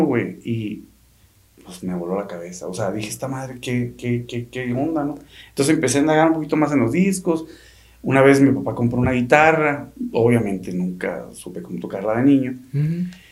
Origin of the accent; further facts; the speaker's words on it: Sonora, Mexico; somos de Sonora y acostumbramos a decir así